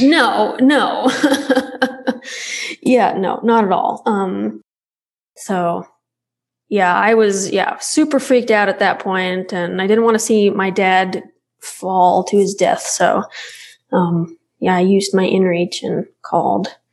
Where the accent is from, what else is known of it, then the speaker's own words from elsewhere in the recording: Alabama, United States; now in Utah, United States; I grew up in Alabama and my dad still lives in Alabama